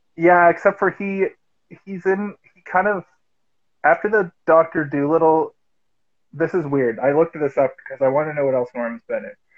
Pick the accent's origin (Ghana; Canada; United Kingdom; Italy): Canada; Halifax, Nova Scotia; now in Toronto, Canada; I'm from Halifax originally